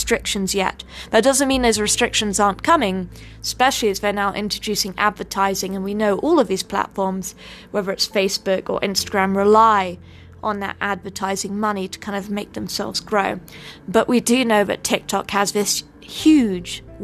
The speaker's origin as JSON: {"language": "English", "country": "United Kingdom", "moved": "yes", "lives_now": "United States", "said": "I'm British, I can't vote"}